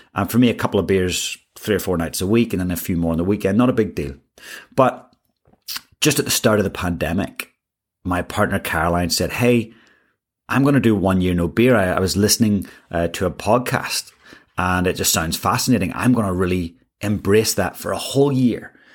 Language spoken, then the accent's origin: English; Ireland; moved away; I grew up in Ireland